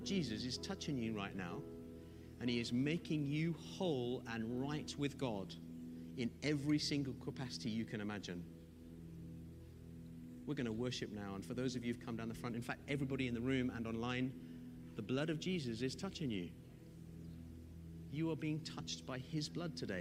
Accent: Zimbabwe; now in United Kingdom; I'm from Zimbabwe. I feel like a fish out of water in the UK still.

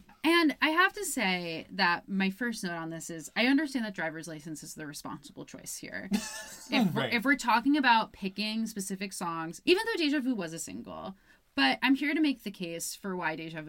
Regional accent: Albany, New York, United States; moved away; I'm from Albany, New York

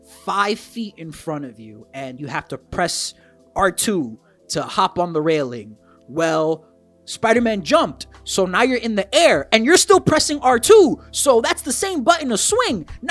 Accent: New York City, New York, United States; I am born and bred in New York City

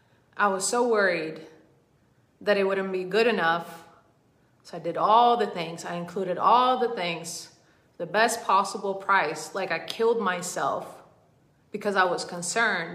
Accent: Sweden; moved away as an adult; now in United States; I was born in Sweden. I grew up in Sweden. I was not born in Sweden. And I have been in the US for almost 10 years now.

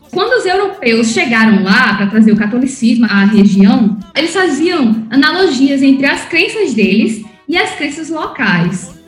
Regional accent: Oruro, Bolivia; also born or lived in Natal, Brazil; eu sou brasileira, boliviana, a minha família paterna é toda da Bolívia, eu cresci lá em Oruro, a cidade do meu pai

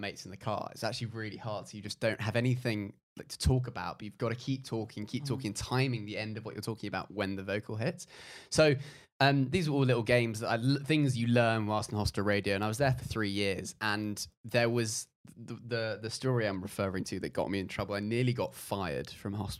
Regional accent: London, United Kingdom; I'm from Notting Hill

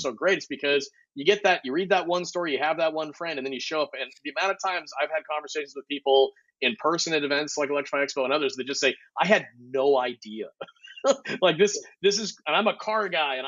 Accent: Lancaster, California, United States; also born or lived in Palmdale, California; now in Austin, United States; I grew up in Lancaster, Palmdale.

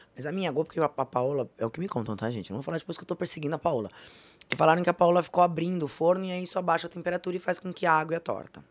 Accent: Brazil; o país que a gente vive, mas eu sou brasileira

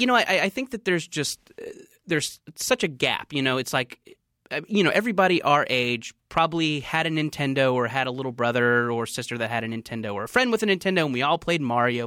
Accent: Orange County, California, United States; also born or lived in Beaumont; growing up in Orange County

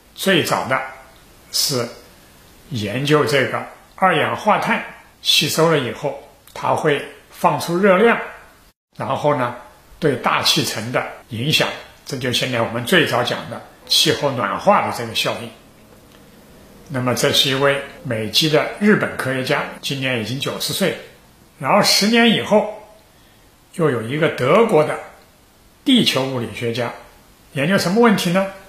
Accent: China; 我们中国人

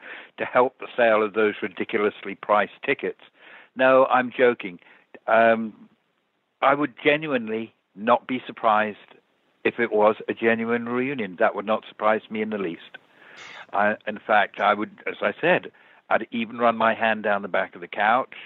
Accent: England, United Kingdom; I'm English

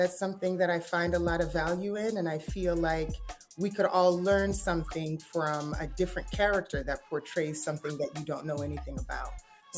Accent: Colorado Springs, Colorado, United States; also born or lived in Washington, D.C. / Ghana; now in Los Angeles, United States; I moved immediately after that with my family to Ghana, where we're originally from. And then we ended up in Colorado Springs, Colorado.

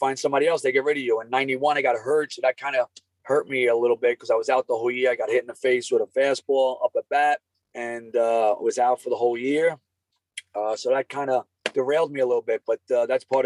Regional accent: New York City, New York, United States; I'm from Brooklyn. I born and raised Bensonhurst, Bay Ridge, went to Lafayette High School

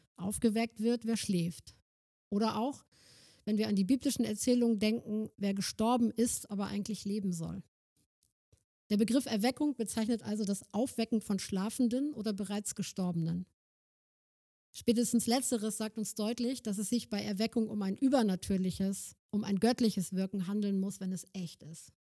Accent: Germany; also born or lived in Northern Germany; wir als Deutsche

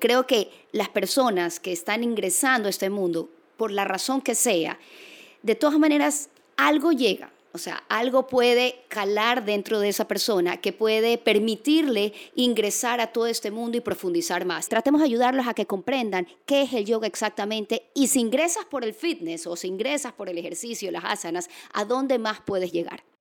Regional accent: Guayaquil, Guayas, Ecuador; Soy guayaquileña

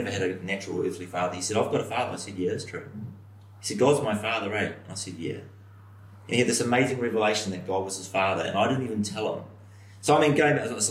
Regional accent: New Zealand; from New Zealand

